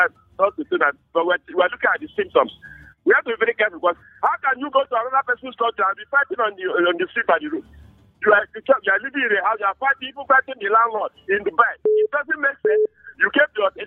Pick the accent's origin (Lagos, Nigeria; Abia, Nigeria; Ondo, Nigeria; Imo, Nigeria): Abia, Nigeria; now in Plateau State, Nigeria; I'm from Arutuku in Abia State, I'm in Plateau State. Plateau State is not my state, it's not my region. I still have my own village.